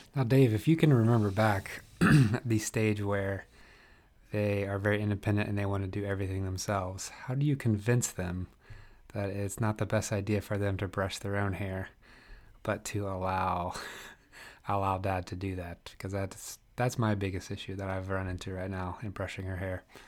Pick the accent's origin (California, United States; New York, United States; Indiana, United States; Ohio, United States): Indiana, United States; East Central; moved away as an adult; also born or lived in Northeast Philadelphia; now in Philadelphia, United States; I grew up in Indiana, uh, East Central Indiana, so I liken myself to a, a, Midwesterner